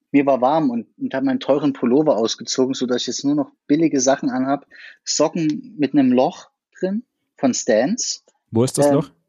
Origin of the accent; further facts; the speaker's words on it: Chemnitz, Saxony, Germany; also born or lived in Berlin; gebürtiger Chemnitzer, wohne in Chemnitz und Berlin